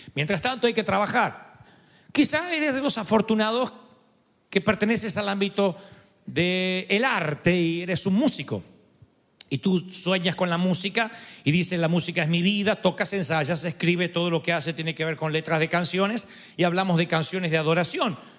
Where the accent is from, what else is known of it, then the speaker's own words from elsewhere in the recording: Argentina; ya no soy argentino